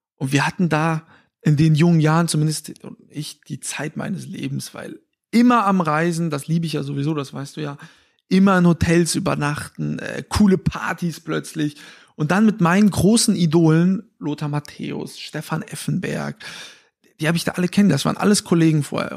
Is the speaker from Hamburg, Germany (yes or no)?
no; Fulda, Hesse, Germany; meiner Heimatstadt, aus Fulda